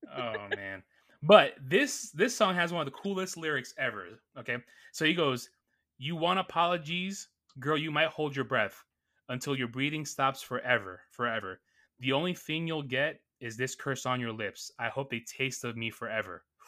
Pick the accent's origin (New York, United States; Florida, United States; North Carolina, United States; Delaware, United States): New York, United States; New York City; I grew up in Astoria, Queens, New York